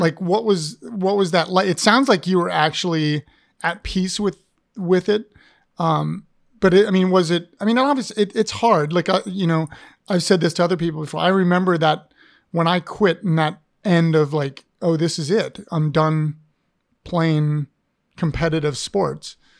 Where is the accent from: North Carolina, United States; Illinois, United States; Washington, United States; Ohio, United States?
Ohio, United States; now in Richmond, United States; I grew up in Ohio